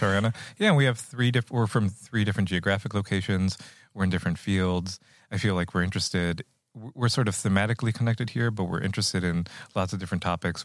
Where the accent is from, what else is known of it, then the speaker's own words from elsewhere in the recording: Rio Grande Valley, Texas, United States; moved away as an adult; now in Iowa, United States; I grew up in the Rio Grande Valley